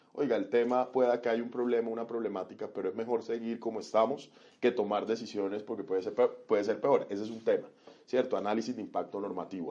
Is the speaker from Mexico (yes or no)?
no; Cartagena, Bolívar, Colombia; also born or lived in Montería; yo soy monteriano, eh, me crié muchos años en Cartagena